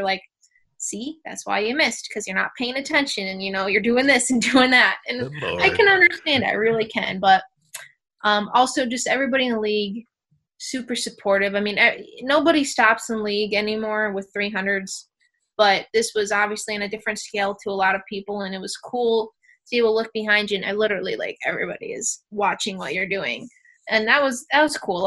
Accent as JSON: {"language": "English", "region": "New York", "country": "United States", "said": "being a New Yorker"}